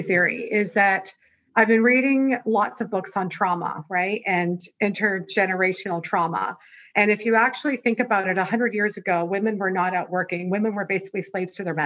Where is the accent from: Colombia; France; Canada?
Canada; moved away as an adult; now in Los Angeles, United States; I'm Canadian